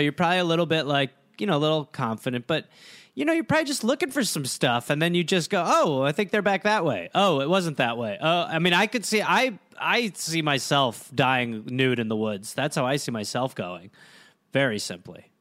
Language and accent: English; United States; I'm from America